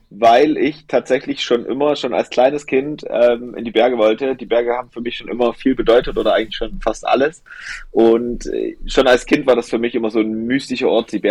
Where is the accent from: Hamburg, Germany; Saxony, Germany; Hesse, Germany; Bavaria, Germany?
Saxony, Germany; Holzhau; meine Oma, mein Opa waren quasi bei uns im Erzgebirge, wo ich gebürtig herkomme, aus Holzhau, wo man noch Bäume gefällt hat mit der Axt. Ähm, da komme ich her